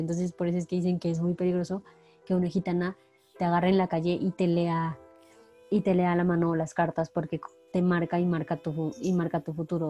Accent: Mexico; en nuestra parte cultural como mexicanos

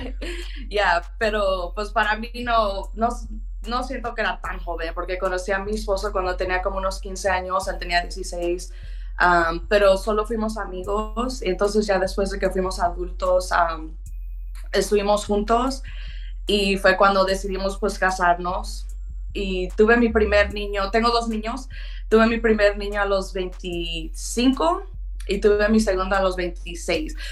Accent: Pittsburg, California, United States; also born or lived in Oakland, California; nosotros crecimos en Oakland, yo y mi hermano y mi mamá. Entonces vengo de una mamá soltera, eso sí fue difícil porque pues ella sola tratando de crear a dos niños, una niña, yo y mi hermano y después de que cuando tuve unos como 10 años, 10, 11 años, nos movimos a Pittsburgh.

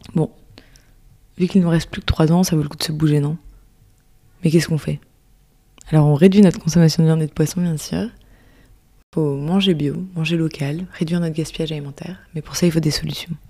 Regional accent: France; En tant que Français

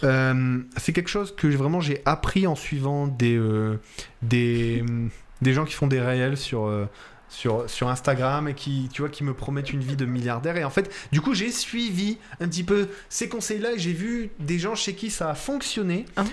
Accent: France; accent: French of France; also born or lived in Italy; mon accent de français de France, là, quand on. Quand on on a l'impression, nous les Français de France, qu'on n'a pas d'accent

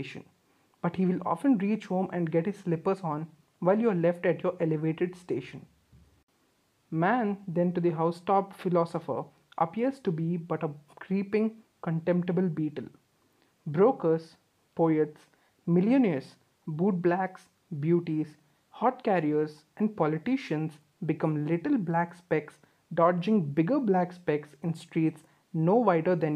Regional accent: India; being Indian kids

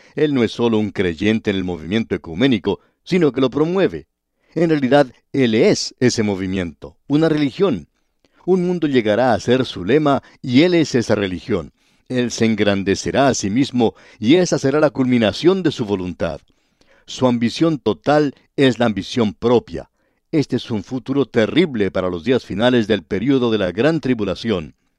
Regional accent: Cali, Valle del Cauca, Colombia; en Cali, que es la ciudad donde yo nací, en el Valle del Cauca

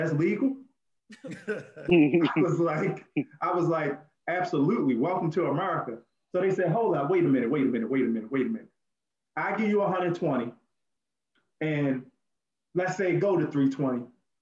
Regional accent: Baltimore, Maryland, United States; I'm from Baltimore City

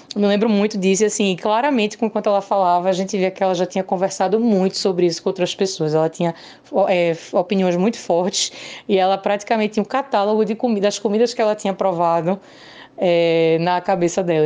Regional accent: Recife, Pernambuco, Brazil; moved away as an adult; now in Madison, United States; sou de Recife, mas normalmente eu estou morando em Madison, Wisconsin, nos Estados Unidos.

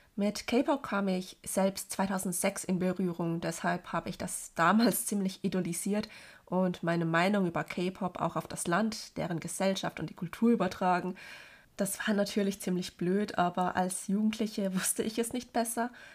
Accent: Germany; obwohl ich Deutsch viel besser spreche als alle anderen Sprachen und hier geboren und aufgewachsen bin

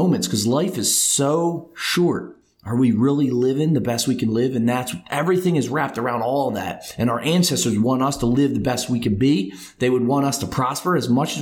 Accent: United States; I'm from America

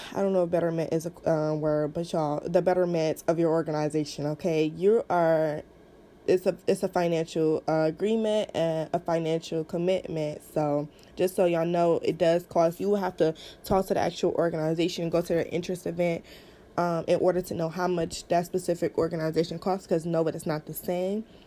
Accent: Cleveland, Ohio, United States; I am from Cleveland, Ohio.

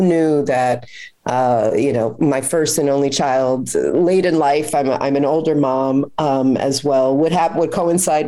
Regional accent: New York, United States; a New Yorker

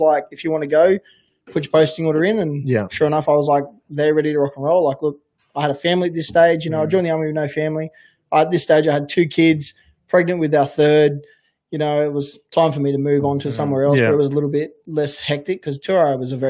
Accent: Queensland, Australia; also born or lived in Sydney; I'm from Queensland. And lived in Sydney, so I don't know what Canberra's like.

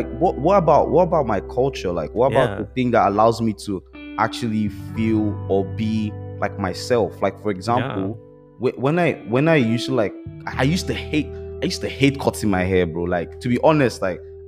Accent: Nigeria; I'm Nigerian

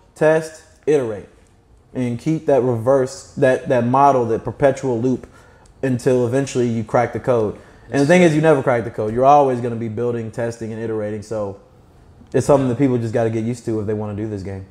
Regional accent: Kentucky, United States; I'm from Kentucky

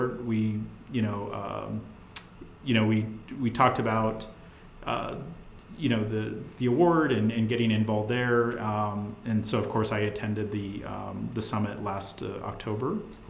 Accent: Tucson, Arizona, United States; moved away as an adult; also born or lived in Northwest Arkansas; now in Bentonville, United States; I'm from Tucson originally.

